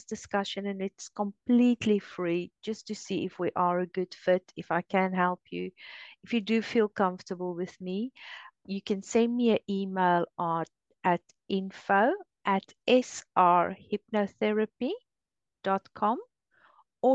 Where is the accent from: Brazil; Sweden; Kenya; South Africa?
South Africa; moved away; I grew up in South Africa